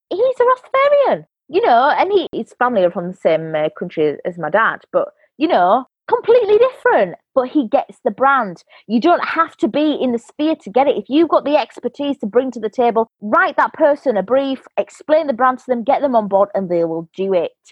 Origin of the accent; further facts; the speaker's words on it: England, United Kingdom; born there; Obviously, I'm English, half English, born here.